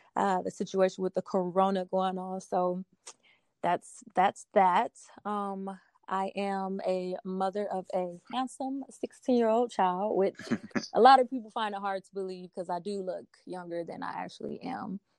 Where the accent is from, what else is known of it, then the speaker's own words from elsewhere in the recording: Milwaukee, Wisconsin, United States; also born or lived in Denver, Colorado; now in Philadelphia, United States; I am originally from Milwaukee, Wisconsin. I was born and raised there